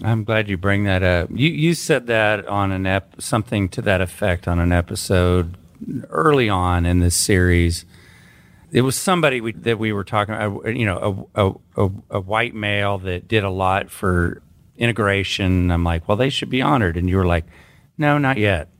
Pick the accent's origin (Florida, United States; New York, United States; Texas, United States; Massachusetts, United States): Texas, United States; Williamson County; also born or lived in Travis County; I grew up in Williamson County